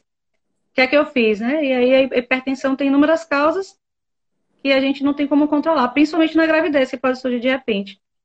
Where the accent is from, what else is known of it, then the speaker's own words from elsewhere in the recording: southern Bahia, Brazil; Eu sou daqui do sul da Bahia. Guararema é o nome da minha cidade